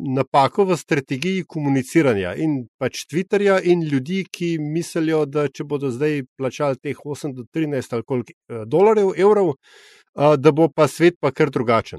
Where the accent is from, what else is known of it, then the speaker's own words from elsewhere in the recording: Slovenia; sem vendar iz Slovenije